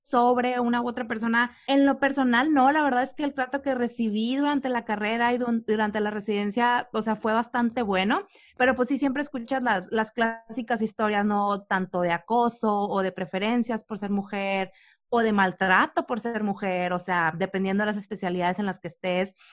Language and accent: Spanish; Reynosa, Tamaulipas, Mexico; sabemos que somos de Reynosa